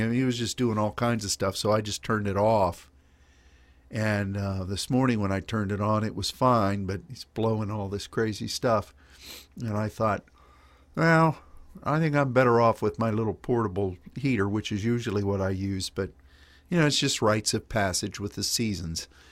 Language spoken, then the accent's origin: English; Pennsylvania, United States; now in Dallas, United States; when I was growing up in Pennsylvania